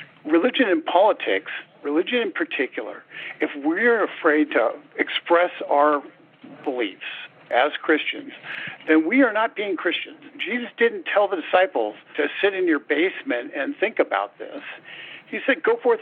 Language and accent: English; Riverside County, Southern California, United States; I grew up in Southern California, did in a more rural part out in Riverside County primarily